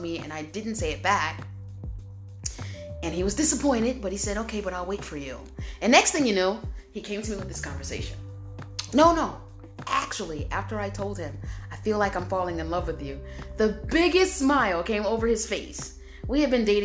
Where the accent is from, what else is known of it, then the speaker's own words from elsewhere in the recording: New Jersey, United States; moved away as an adult; also born or lived in Cleveland; I was from New Jersey.